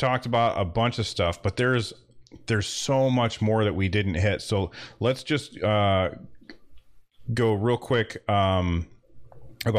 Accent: United States; I'm an American guy

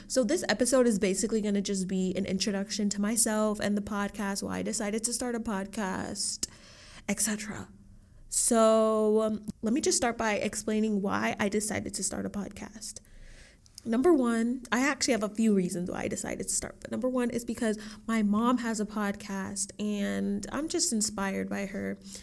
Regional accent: Dallas, Texas, United States; also born or lived in Austin, Texas; I was born in Austin, Texas, and I was raised in Dallas, Texas

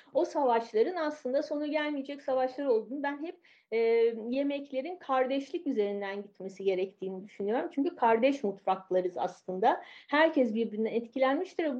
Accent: Istanbul, Turkey; moved away as an adult; now in Paris, France; İstanbul'da doğdum, büyüdüm.

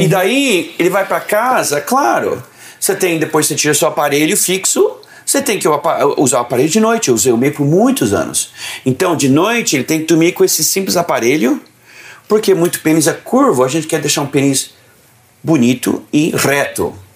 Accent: São Paulo, Brazil; now in United States; Eu sou paulistano

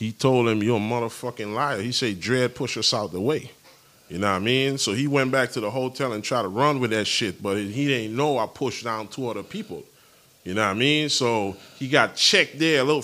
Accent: U.S. Virgin Islands; The Virgin Islands is three islands. St. Thomas, St. John, St. Croix. I'm from St. Thomas

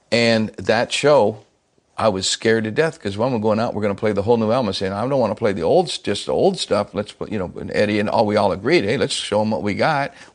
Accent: Texas, United States; Remember, I'm a Texan.

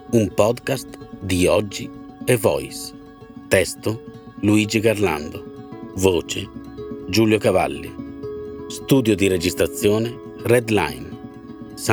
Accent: Palermo, Sicily, Italy; born there; sono nato a Palermo il 5 febbraio del 1940.

